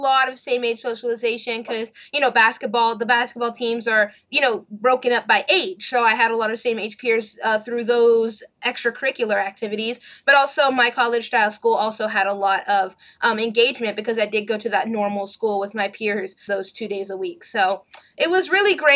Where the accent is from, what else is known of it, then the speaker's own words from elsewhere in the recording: Texas, United States; also born or lived in Los Angeles, California; I was born in Los Angeles, and we didn't move here to Texas until I was in second grade.